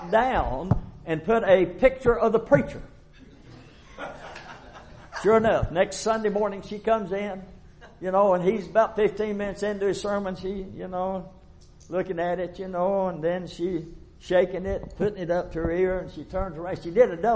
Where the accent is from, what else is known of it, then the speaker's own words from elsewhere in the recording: Tennessee, United States; I'm from Tennessee.